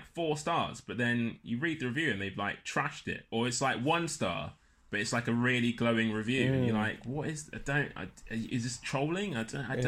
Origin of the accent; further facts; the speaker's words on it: London, United Kingdom; I'm from Lewisham.